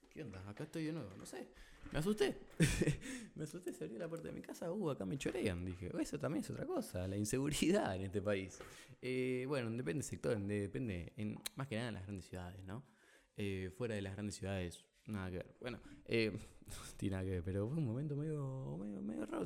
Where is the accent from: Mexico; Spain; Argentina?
Argentina